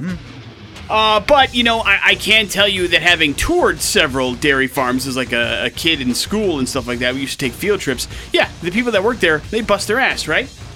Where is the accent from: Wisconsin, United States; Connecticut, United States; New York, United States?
Wisconsin, United States; moved away; I grew up in Wisconsin, which means I grew up with uh, around a lot of dairy farms.